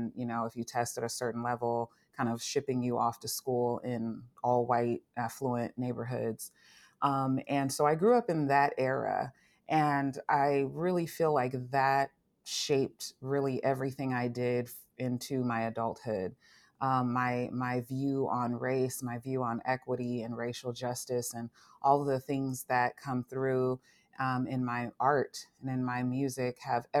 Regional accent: Long Beach, California, United States; I grew up in Long Beach, California.

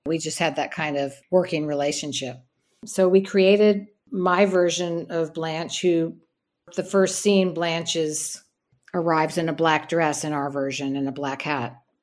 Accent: Bay Area, Santa Cruz and Berkeley, California, United States; moved away as an adult; now in New York, United States; So I grew up in the Bay Area. I grew up in Santa Cruz and Berkeley.

